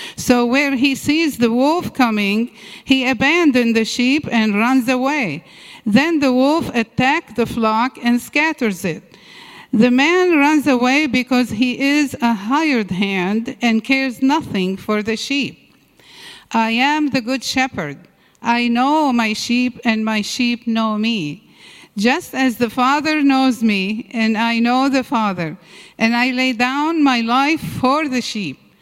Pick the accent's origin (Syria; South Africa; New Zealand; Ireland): Syria; moved away; I was uh, born and raised in Syria